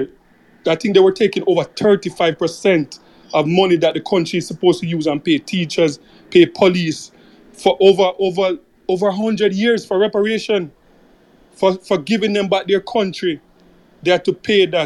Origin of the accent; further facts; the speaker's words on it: Jamaica; as a Jamaican